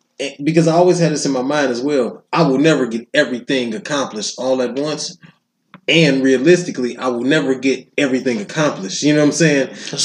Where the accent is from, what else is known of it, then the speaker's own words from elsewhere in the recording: Detroit, Michigan, United States; I'm from Detroit, and I know niggas that have never left Detroit.